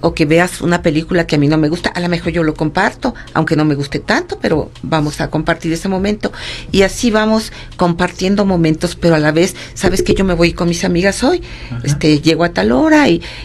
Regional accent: Mexico City, Mexico; moved away as an adult; now in San Luis Potosí, Mexico; soy originaria del Distrito Federal

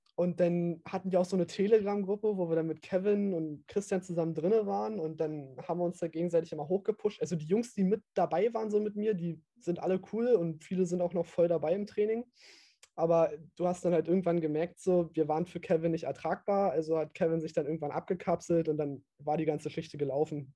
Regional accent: East Germany, Germany; man hört halt, ich bin halt Ossi

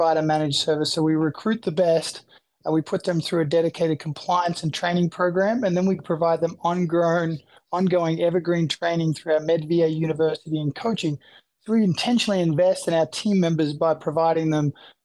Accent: Australia; moved away as an adult; now in United States; I'm originally from Australia. I came to the US

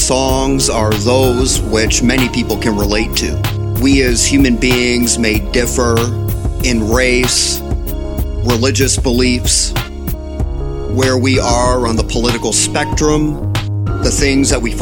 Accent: Windsor, Ontario, Canada; being a proud and lifelong resident of Windsor, Ontario

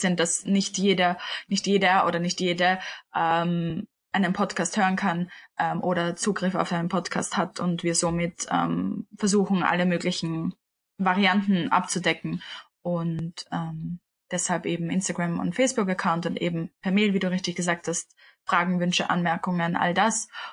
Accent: Vienna, Austria; ich bin 25 und bin aus Wien beziehungsweise wohne auch in Wien

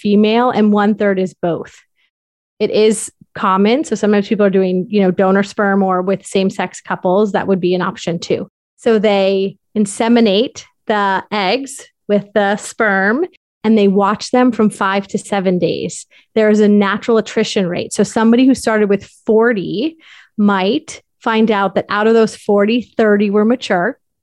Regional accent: Darien, Connecticut, United States; moved away as an adult; also born or lived in New York City / South Carolina; I am from Darien, Connecticut

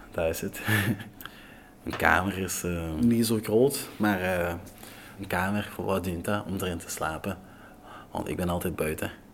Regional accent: Togo; Dutch is a second language; now in Belgium; Ik ben geboren in Afrika, in Togo

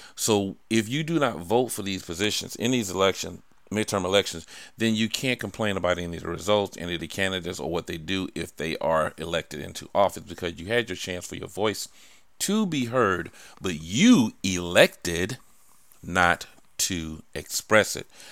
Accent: Savannah, Georgia, United States; I was born in Savannah, Georgia

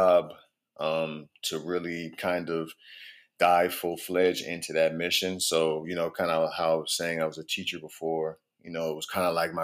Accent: Prince George's County, Maryland, United States; also born or lived in Baltimore, Maryland; I am a native of the DMV. I was born in Baltimore, but I grew up in Prince George's County

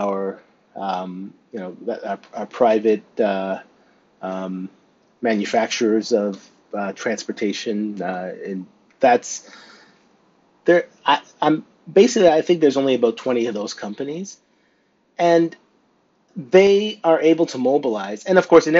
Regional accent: near Stratford, Ontario, Canada; now in Northumberland County, Canada; close to my hometown, especially in Stratford, for example, and then close to where I live now in Northumberland County

